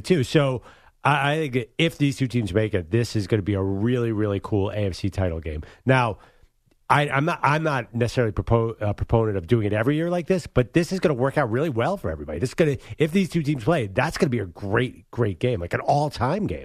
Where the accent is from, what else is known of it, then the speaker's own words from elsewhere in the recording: Philadelphia, Pennsylvania, United States; growing up in Philadelphia